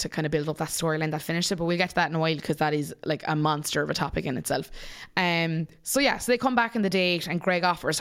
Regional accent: Munster, Ireland; as a person from Munster

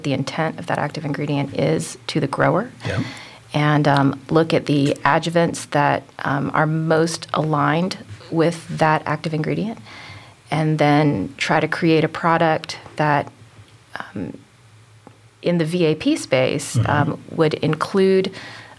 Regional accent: Charleston, South Carolina, United States; moved away as an adult; also born or lived in Ames, Iowa / São Paulo, Brazil; now in Memphis, United States; home is Charleston, South Carolina. I mean, I'm currently living in Memphis, but that's my hometown

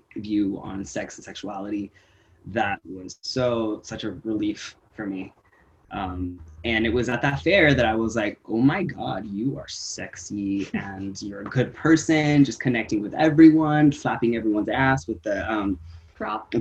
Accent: Santa Cruz, California, United States; also born or lived in Woodland, California; I split up from Woodland to Santa Cruz, California

